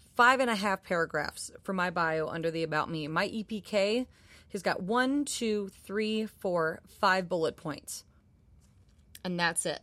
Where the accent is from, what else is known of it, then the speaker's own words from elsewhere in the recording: Minneapolis, Minnesota, United States; moved away; I'm from Minneapolis, and I was eighteen years old.